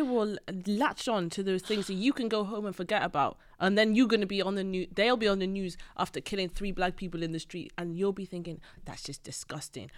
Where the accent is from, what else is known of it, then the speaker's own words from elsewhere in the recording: Wales, United Kingdom; I grew up in Wales